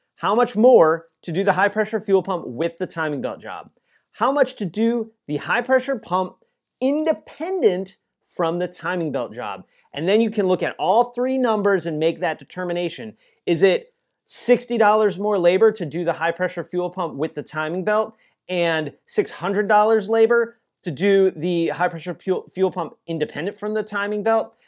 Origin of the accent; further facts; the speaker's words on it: Joliet, Illinois, United States; moved away; my hometown, weirdly enough, like six miles from where I grew up, super strange, of Joliet, Illinois